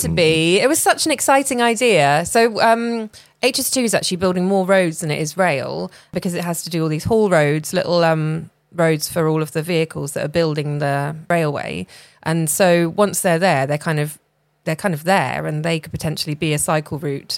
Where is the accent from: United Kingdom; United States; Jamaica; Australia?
United Kingdom; rural England; I grew up in Rail England